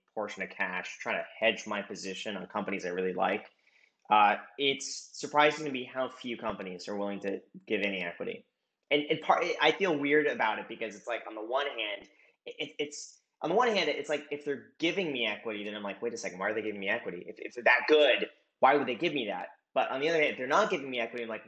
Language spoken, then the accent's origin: English; Los Angeles, California, United States; moved away as an adult; I grew up in Los Angeles